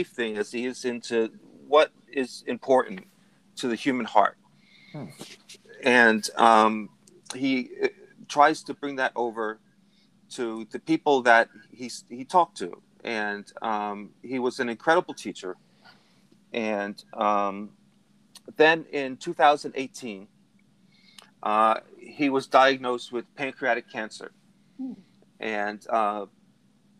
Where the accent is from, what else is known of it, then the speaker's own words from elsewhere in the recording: New Jersey, United States; my home state here in New Jersey